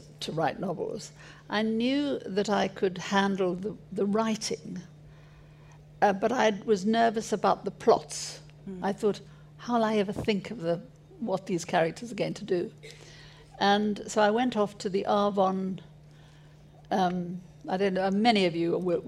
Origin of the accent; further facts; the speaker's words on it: South Africa; moved away; also born or lived in Paris; I grew up in South Africa